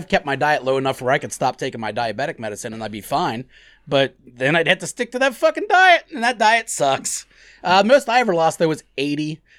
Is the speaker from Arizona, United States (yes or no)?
yes; Arizona, United States; I'm from Arizona.